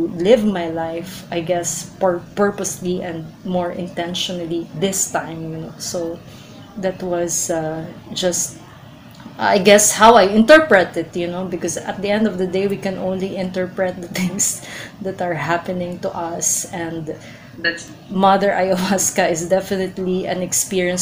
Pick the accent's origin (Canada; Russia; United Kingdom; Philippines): Philippines; I'm Filipino and I love being Filipino.